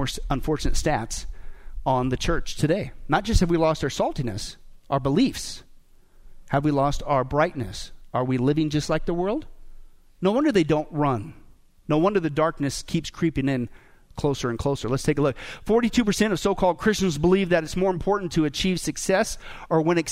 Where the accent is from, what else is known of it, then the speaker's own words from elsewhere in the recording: Kansas, United States; now in Las Vegas, United States; I grew up in Kansas